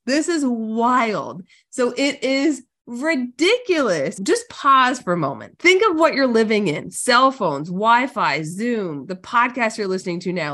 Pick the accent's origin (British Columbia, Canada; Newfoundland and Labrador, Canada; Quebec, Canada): Newfoundland and Labrador, Canada; I'm a Canadian, born and bred up north in Newfoundland, Canada